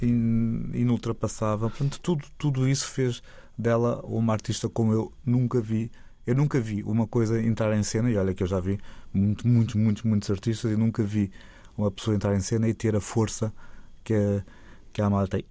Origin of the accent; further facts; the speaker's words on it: Lisbon, Portugal; eu nasci em Lisboa, os meus pais nasceram em Lisboa